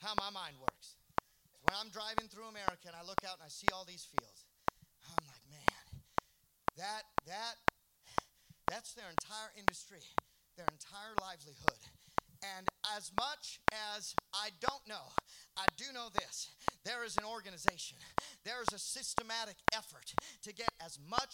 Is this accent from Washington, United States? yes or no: yes; Seattle, Washington, United States; I'm from Seattle